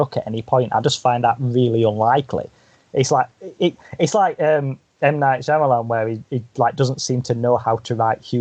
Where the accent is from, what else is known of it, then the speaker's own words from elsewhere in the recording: United Kingdom; as a British person